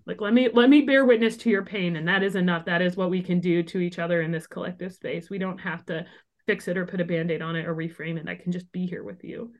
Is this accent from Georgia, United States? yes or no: no; small town Illinois, United States; moved away as an adult; also born or lived in Los Angeles; moved from L A back to my hometown in small town Illinois